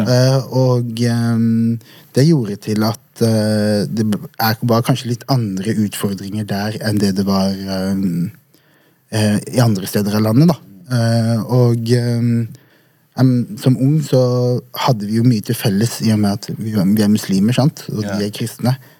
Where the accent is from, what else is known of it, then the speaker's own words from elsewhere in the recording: Vegårshei, Agder, Norway; moved away; Jeg er oppvokst på et bitte lite sted på Sørlandet som heter Vegårshei.